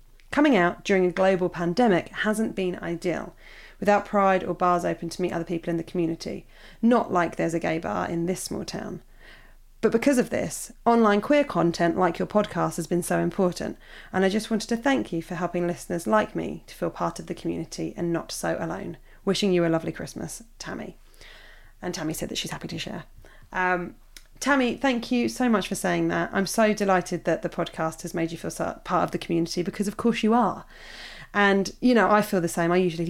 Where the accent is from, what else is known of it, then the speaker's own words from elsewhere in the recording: Australia; growing up in Australia.